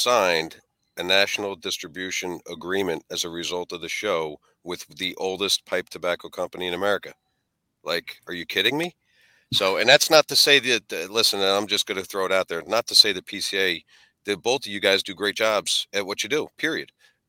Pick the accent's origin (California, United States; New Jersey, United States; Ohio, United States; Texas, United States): New Jersey, United States; I'm 6'6", 270, and I'm from Jersey.